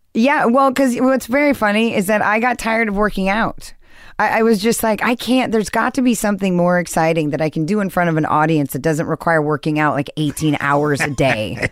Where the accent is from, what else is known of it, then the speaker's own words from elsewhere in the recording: Newport Beach, California, United States; also born or lived in Seattle / Santa Monica; I, I grew up actually in Newport Beach